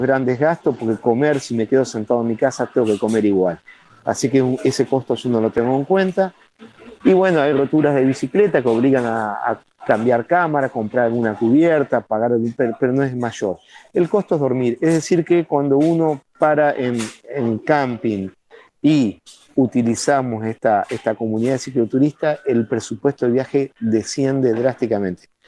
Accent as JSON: {"language": "Spanish", "town": "Gualeguaychú", "region": "Entre Ríos", "country": "Argentina", "said": "Somos todos de Gualeguaychú"}